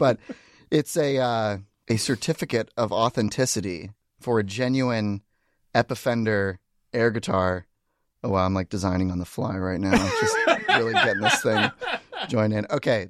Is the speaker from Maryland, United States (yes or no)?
no; Seattle, Washington, United States; So I grew up in this area. And I was one of those kids that kind of always had like an artistic like leaning